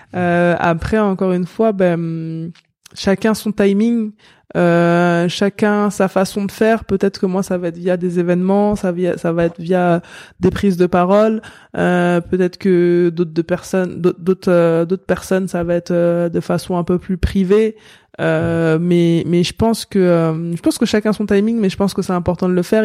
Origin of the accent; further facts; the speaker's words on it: La Courneuve, Île-de-France, France; j'ai grandi comme je disais à la Courneuve